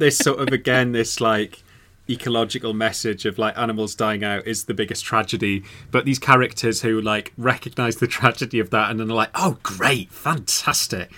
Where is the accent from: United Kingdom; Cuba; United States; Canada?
United Kingdom; Newcastle upon Tyne, North East England; I'm from Newcastle